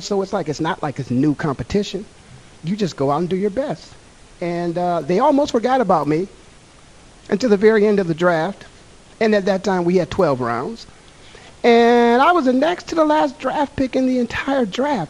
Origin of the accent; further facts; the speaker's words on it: Canton, Ohio, United States; moved away; Canton, Ohio, my hometown